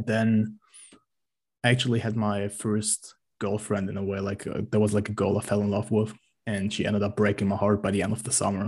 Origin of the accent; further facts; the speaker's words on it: Germany; I'm from Germany